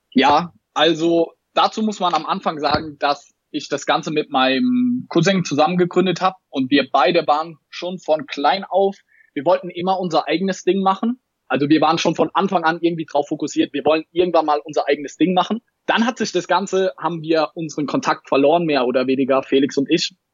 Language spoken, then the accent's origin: German; Mannheim, Baden-Württemberg, Germany; war ich in einem Sneaker-Store in Mannheim, hier wo ich herkomme, in Mannheim.